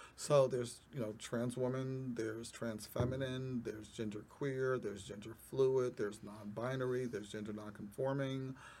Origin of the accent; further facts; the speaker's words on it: New York, United States; I am a native New Yorker.